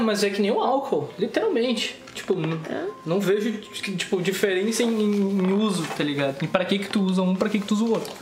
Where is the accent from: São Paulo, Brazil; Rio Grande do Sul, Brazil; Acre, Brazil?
Rio Grande do Sul, Brazil; Estrela; nós somos de Estrela, que é uma cidade a mais ou menos 120 km de Porto Alegre